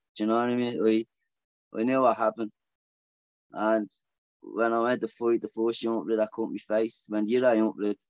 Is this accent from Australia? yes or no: no; Dublin, Leinster, Ireland; I'm from Ballyfermot